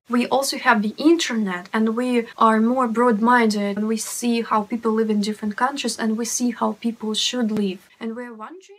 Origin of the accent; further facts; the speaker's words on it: Russia; I'm from Russia.